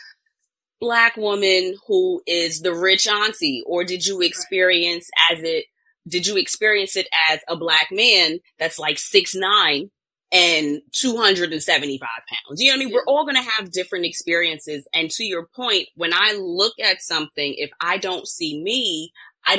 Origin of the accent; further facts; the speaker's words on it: New York, United States; I'm from New York, so Virginia, D.C., Maryland, went to Florida